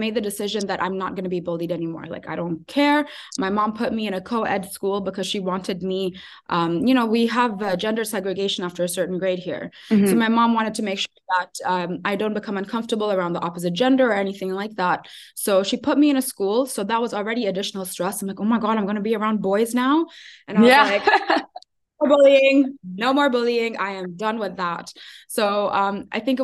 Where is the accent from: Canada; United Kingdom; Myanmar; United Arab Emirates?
United Arab Emirates; Ajman; also born or lived in Sharjah; now in Abu Dhabi, United Arab Emirates; I grew up in Ajman. I studied in Sharjah